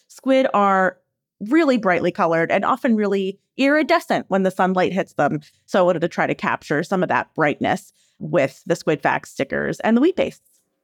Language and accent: English; Philadelphia, Pennsylvania, United States; I grew up in Philadelphia